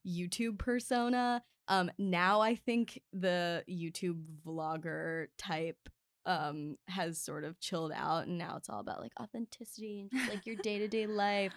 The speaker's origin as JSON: {"language": "English", "town": "Baltimore", "region": "Maryland", "country": "United States", "tie": "born or raised there", "moved": "yes", "lives_now": "Los Angeles, United States", "said": "I was born and raised in Baltimore"}